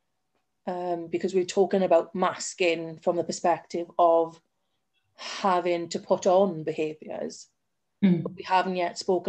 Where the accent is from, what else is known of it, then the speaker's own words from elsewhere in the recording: South Wales, United Kingdom; I am from South Wales